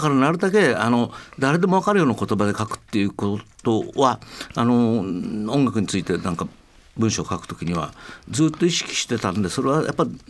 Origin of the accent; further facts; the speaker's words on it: Tokyo, Japan; 僕東京生まれ